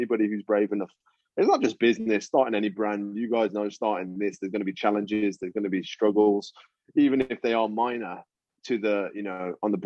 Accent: United Kingdom; I'm British Indian, man. So my parents were born here, but their parents, my grandparents, all come from the Punjab

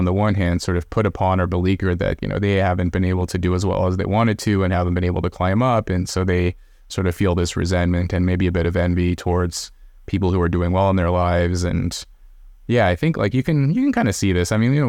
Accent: California, United States; where we grew up near Red. We were actually in Corning. I don't know if you, I know you're in California. I don't know if you know where Corning is. It's way up north. It's up in the sticks, man.

